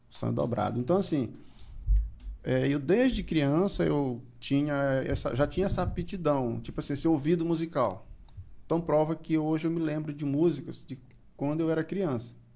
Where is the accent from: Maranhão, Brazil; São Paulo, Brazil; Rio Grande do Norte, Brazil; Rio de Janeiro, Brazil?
Maranhão, Brazil; Pinheiro; now in São Luís, Brazil; eu sou natural de Pinheiro